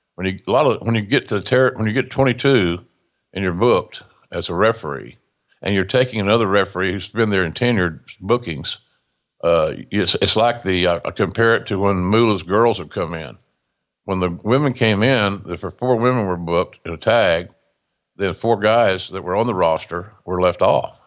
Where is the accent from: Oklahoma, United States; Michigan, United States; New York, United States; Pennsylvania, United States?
Oklahoma, United States; Westville; my hometown of Westville, Oklahoma